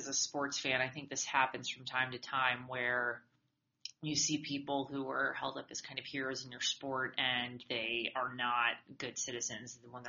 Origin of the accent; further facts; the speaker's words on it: Massachusetts, United States; I grew up in Massachusetts.